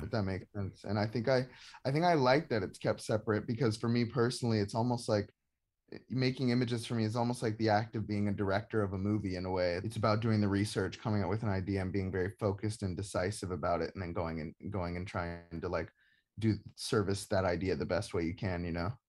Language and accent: English; Atlanta, Georgia, United States; now in Brooklyn, United States; growing up in Georgia